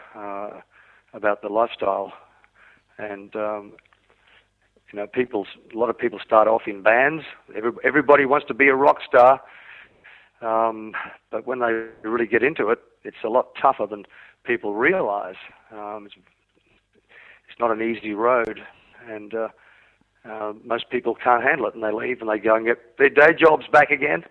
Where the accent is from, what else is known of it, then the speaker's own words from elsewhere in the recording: Australia; also born or lived in Wales, United Kingdom; I was born in Wales, yes. in the United Kingdom, uh, before my family emigrated to Australia when I was five years old